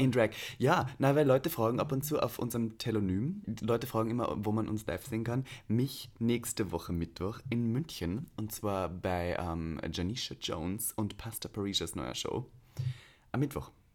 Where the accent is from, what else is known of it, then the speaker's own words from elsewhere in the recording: Austria; bei mir in Österreich